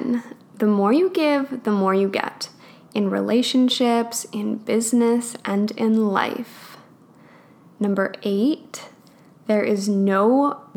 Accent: Alberta, Canada; I grew up in Alberta.

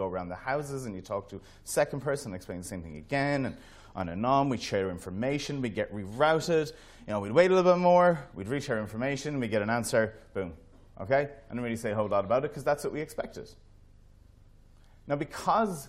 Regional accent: Ireland; as being Irish, we're always super proud of everything that we build

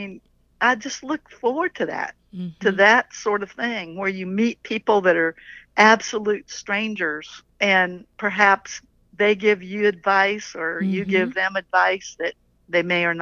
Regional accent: Little Rock, Arkansas, United States; We're from Little Rock, Arkansas.

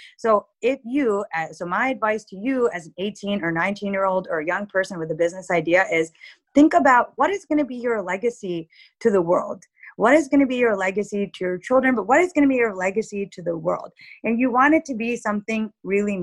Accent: United States; as a kid growing up in the US, but visiting Pakistan really regularly from the age of 2 to 42

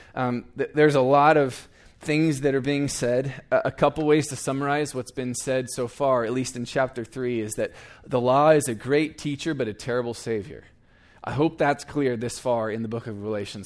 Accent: Eugene, Oregon, United States; moved away as an adult; now in Iowa, United States; I was born and raised in Eugene, Oregon

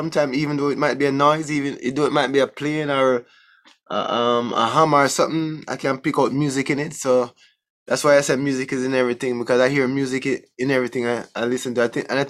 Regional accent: Jamaica; I mean, I grew up in Jamaica.

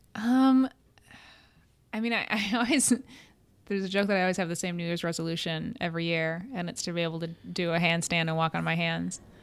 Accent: Cleveland, Ohio, United States; moved away as an adult; also born or lived in Connecticut / New York / Romania; I was raised in Cleveland, went to Catholic, uh, grade school and Catholic high school

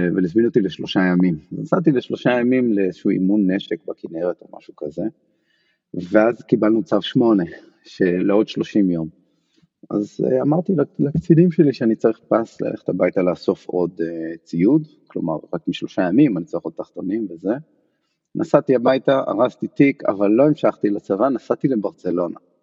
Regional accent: Haifa, Haifa District, Israel; moved away as an adult; also born or lived in Barcelona, Spain / Paris, France; now in New York, United States; אני חיפאי, מאוד רציתי להישאר בחיפה

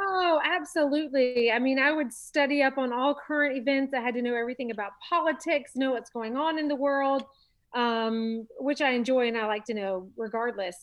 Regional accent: Charlotte, North Carolina, United States; also born or lived in Los Angeles, California; I'm born and raised in Charlotte

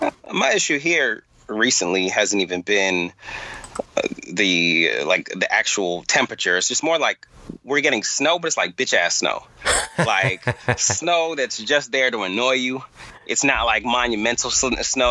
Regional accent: New York, United States; I'm from New York

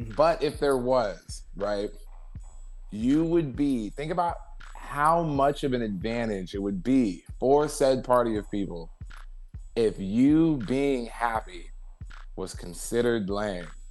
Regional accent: Ventura, California, United States; moved away as an adult; also born or lived in San Fernando Valley, California / Los Angeles; I was originally from the Valley but then I moved to Ventura, right? So I mm-hmm. grew up kind of in Ventura, which is like an hour away from

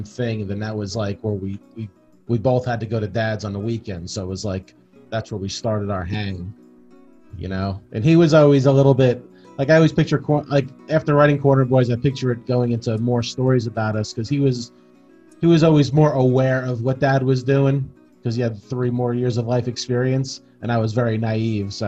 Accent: East Brunswick, New Jersey, United States; it was where I grew up in East Brunswick, right up the street from my mother's house

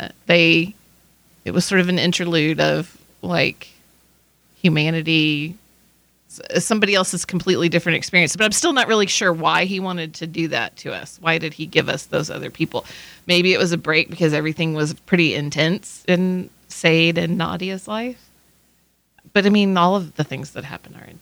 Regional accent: Midland, Texas, United States; I'm from Midland, Texas

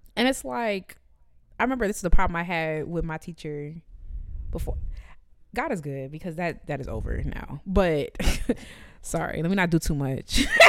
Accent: Jamaica; me as a Jamaican

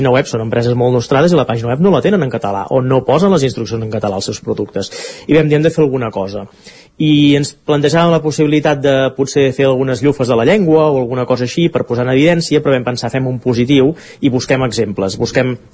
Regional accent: Catalonia, Spain; Estem jugant a fer veure que som espanyols quan som catalans, no?

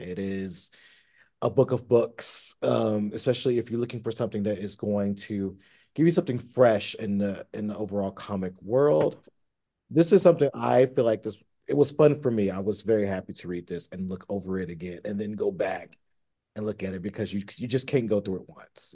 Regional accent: Tennessee, United States; now in Los Angeles, United States; I grew up in Tennessee

